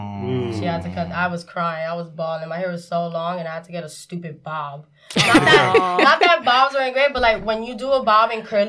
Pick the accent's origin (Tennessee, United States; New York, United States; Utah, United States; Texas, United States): New York, United States; New York City; I grew up in Marcy Projects.